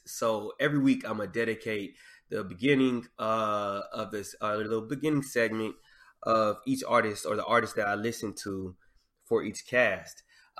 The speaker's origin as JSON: {"language": "English", "region": "the South", "country": "United States", "tie": "born or raised there", "said": "I love Southern artists. I grew up in the South. It's just a part of my culture."}